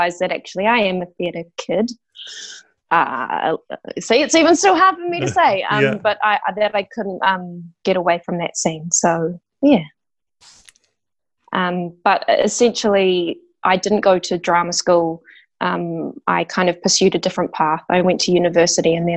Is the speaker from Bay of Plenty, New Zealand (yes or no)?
no; Christchurch, Canterbury, New Zealand; moved away as an adult; now in Wellington, New Zealand; I'm actually from Christchurch originally. Right. Yep. Well, I was born in Wellington and then moved down to Christchurch. So I guess I consider myself kind of a Christchurch girl.